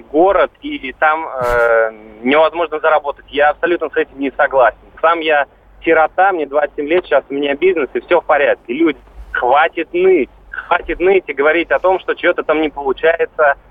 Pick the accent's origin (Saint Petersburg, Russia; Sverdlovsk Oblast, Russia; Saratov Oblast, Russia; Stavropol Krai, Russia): Saint Petersburg, Russia; я вот сам из Санкт-Петербурга